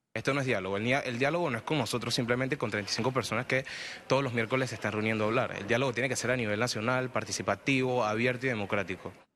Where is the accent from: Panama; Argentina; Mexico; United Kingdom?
Panama; Viene de mi gente, viene de mi pueblo, viene del pueblo panameño